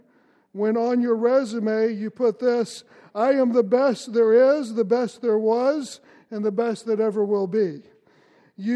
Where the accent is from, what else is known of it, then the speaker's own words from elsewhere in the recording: Louisville, Kentucky, United States; I grew up in Kentucky in Louisville